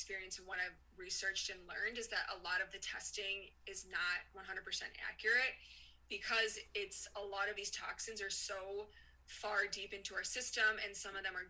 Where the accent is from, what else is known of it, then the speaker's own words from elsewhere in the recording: Chicago, Illinois, United States; I grew up in Chicago